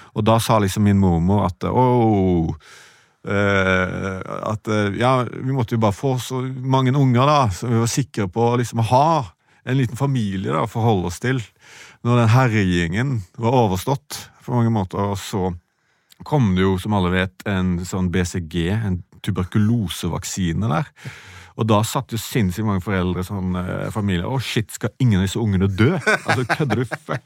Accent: Sveio, Vestland, Norway; moved away; sånn vokste jeg opp i Sveio.

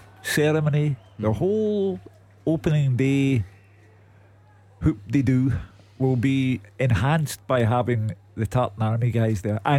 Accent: Scotland, United Kingdom; we fret over the fact that we're Scottish.

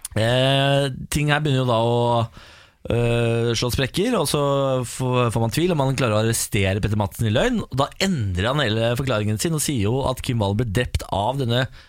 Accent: Moss, Østfold, Norway; Jeg er jo mossing

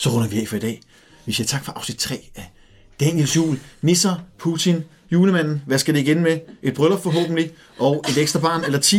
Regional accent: Capital Region of Denmark, Denmark; mm, jeg er fra Nordsjælland, jeg kender ikke så meget til det.

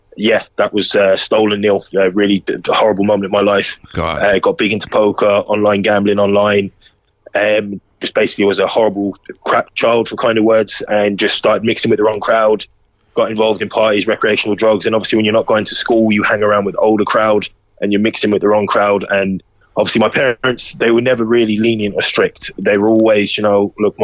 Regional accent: Kerry, Munster, Ireland; accent: London; moved away; also born or lived in London, United Kingdom / Kenmare; I grew up in Kerry, with a school of only 16 pupils

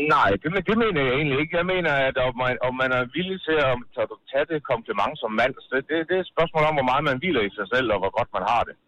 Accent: Randers, Central Denmark Region, Denmark

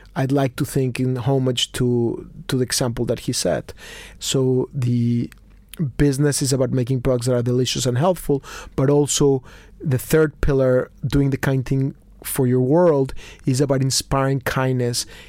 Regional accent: Mexico City, Mexico; I was born in Mexico City. I'm a confused Mexican Jew

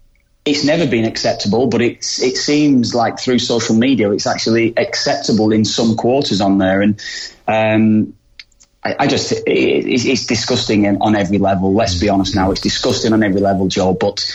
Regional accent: England, United Kingdom; I grew up in England.

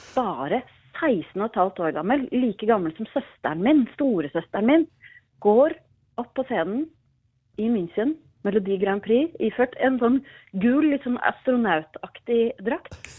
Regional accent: Jessheim, Akershus, Norway; jeg var tolv år gammel, bodde på Jessheim

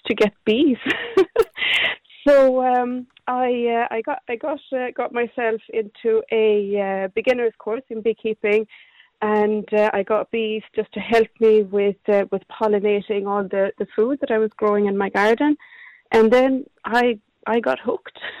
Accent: Sweden; moved away as an adult; now in Cork, Ireland; I I came from from Sweden about twenty odd years ago

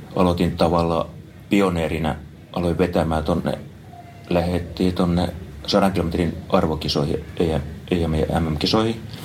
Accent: Kouvola, Kymenlaakso, Finland; now in Espoo, Finland; Kouvolasta olen kotoisin

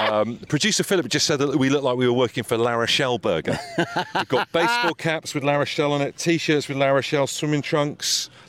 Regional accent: United Kingdom

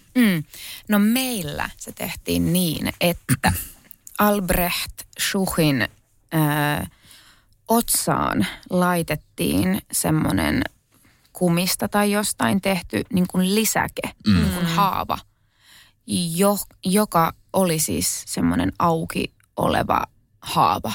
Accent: Kerava, Uusimaa, Finland; mä oon syntynyt Keravalla. Ja tota, mun ehkä niin kuin lapsuusmaisemat on just Kerava, kerrostalo

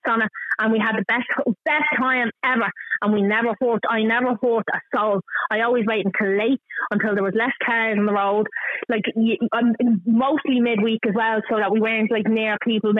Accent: Dublin, Leinster, Ireland; I'm from Hartstown, lived in Hartstown all my life, still live in fucking Hartstown

